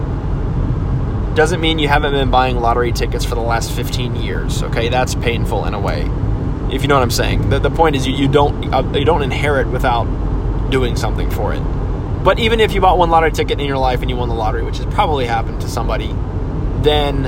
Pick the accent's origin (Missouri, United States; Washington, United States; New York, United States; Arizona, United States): Arizona, United States; Phoenix; I'm only from the West Side of Phoenix